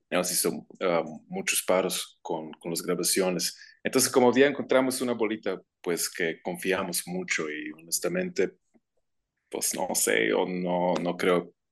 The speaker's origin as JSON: {"language": "Spanish", "country": "Croatia", "second_language": "Spanish", "moved": "as an adult", "lives_now": "Guadalajara, Mexico", "said": "Ah, yo soy de Croacia, originalmente."}